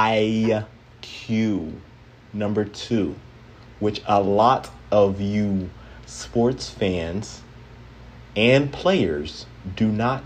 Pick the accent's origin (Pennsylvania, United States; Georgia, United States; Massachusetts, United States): Pennsylvania, United States; Philadelphia; I was born and raised in the city of Philadelphia